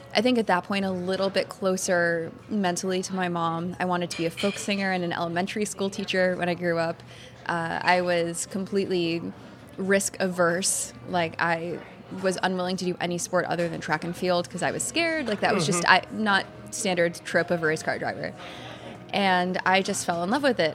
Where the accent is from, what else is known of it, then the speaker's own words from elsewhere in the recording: Cold Spring, New York, United States; moved away as an adult; now in Boston, United States; I grew up, like you said, in upstate New York in a tiny town called Cold Spring, about an hour and a half away from the city